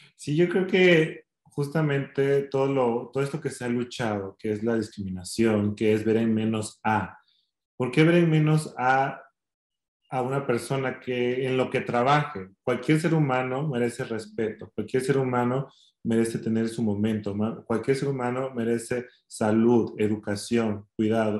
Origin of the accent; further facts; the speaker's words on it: San Jerónimo de Juárez, Guerrero, Mexico; moved away as an adult; also born or lived in Acapulco; now in Colorado, United States; yo salí de mi pueblo, soy de San Jerónimo de Juárez Guerrero, eh, un pueblito hermoso, y después me fui a la ciudad de Acapulco a estudiar mi carrera